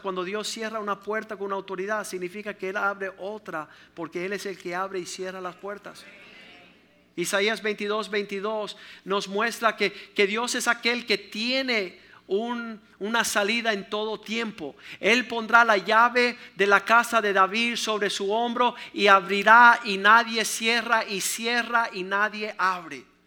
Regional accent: Cuba; No soy un cubano que tiro perretas y pantaletas

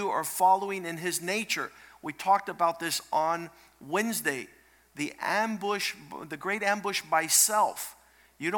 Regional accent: Cocoa Beach, Florida, United States; I grew up in Cocoa Beach, Florida

